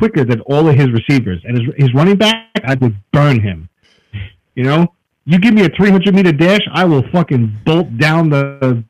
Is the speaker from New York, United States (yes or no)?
yes; New York City, New York, United States; moved away; also born or lived in Pennsylvania; I'm from Brooklyn, okay?